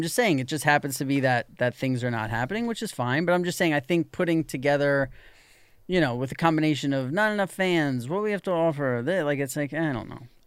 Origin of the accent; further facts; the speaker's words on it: New York, United States; when I was growing up in New York